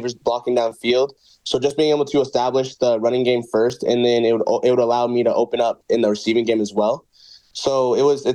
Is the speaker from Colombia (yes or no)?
no; Brooks, Alberta, Canada; also born or lived in Rock Island, Illinois, United States; I grew up most majority of my life in Brooks, Alberta, just 2 hours southeast of Calgary